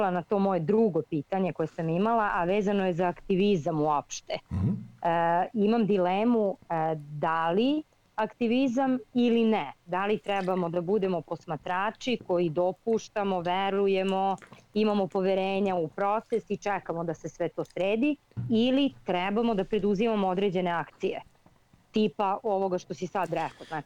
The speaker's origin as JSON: {"language": "Croatian", "country": "Serbia", "said": "Ja sam iz Srbije"}